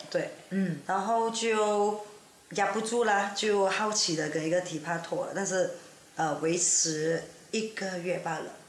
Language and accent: Chinese; Ipoh, Perak, Malaysia; now in Kuala Lumpur, Malaysia; 我来这霹雳州怡保，但是现在是在 K L 定居的